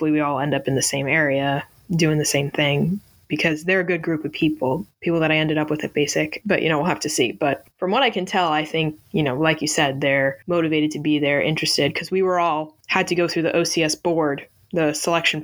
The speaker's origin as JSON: {"language": "English", "region": "Northeast", "country": "United States"}